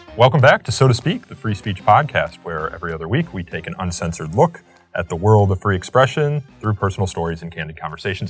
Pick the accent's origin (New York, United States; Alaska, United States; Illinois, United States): Illinois, United States; Chicago; moved away; Chicago, my hometown